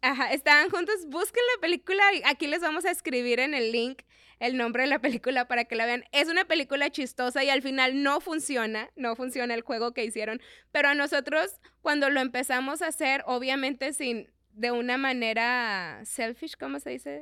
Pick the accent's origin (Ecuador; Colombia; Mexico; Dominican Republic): Mexico; como buenos mexicanos y buenos hispanos que somos